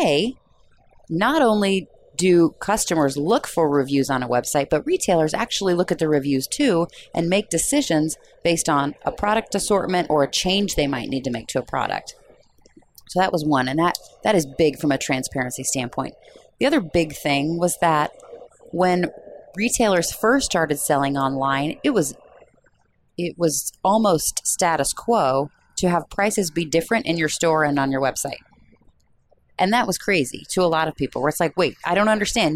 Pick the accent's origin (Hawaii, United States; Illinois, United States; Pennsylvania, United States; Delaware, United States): Illinois, United States; near Peoria; I grew up near Peoria, Illinois